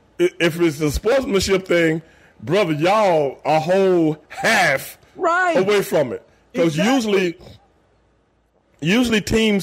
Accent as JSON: {"language": "English", "town": "Houston", "region": "Texas", "country": "United States", "tie": "born or raised there"}